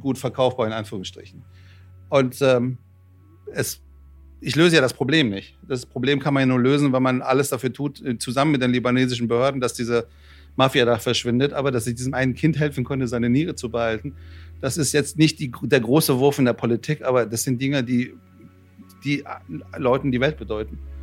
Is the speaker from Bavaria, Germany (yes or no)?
no; Frankfurt, Hesse, Germany; also born or lived in Iran; ich bin Frankfurter, ich hoffe, das hört man. Äh, ich bin mit 13 Jahren aus, aus dem Iran nach Frankfurt gekommen